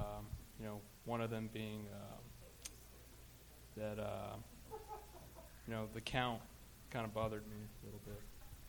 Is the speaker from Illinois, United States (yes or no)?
no; Lakewood, California, United States; Here, California, Lakewood.